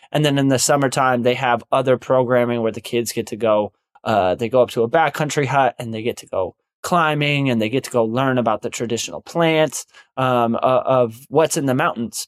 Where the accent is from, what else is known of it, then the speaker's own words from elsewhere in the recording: United States; we as Native American people have lived on